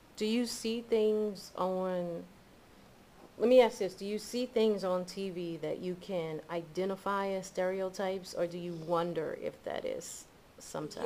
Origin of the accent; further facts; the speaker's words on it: the South, United States; as a black person growing up in the South